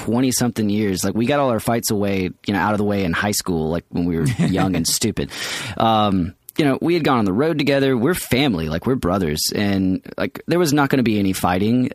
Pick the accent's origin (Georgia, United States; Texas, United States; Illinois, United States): Georgia, United States; Atlanta; we're from Atlanta